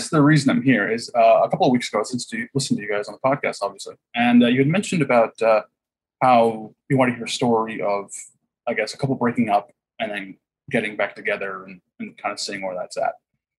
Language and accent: English; Huntington Beach, California, United States; No. I grew up in Huntington Beach. There's no drive-bys really.